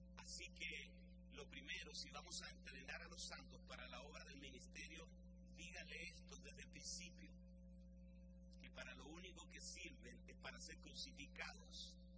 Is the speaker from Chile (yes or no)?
yes; Chile